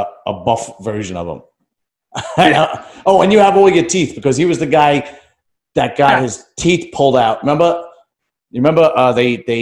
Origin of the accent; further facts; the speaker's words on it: New York City, New York, United States; now in New Jersey, United States; I grew up in New York City